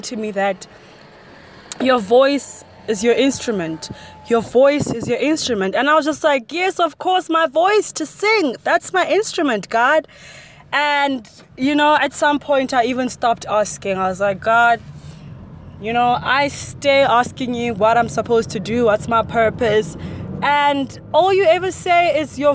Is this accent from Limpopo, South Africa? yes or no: no; Johannesburg, Gauteng, South Africa; I grew up in Soweto, which is in Johannesburg, South Africa